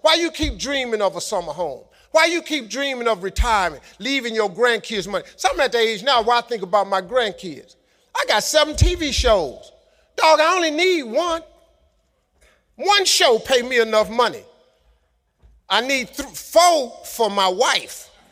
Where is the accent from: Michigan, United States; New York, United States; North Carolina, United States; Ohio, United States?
Ohio, United States; Cleveland; I'm from Cleveland.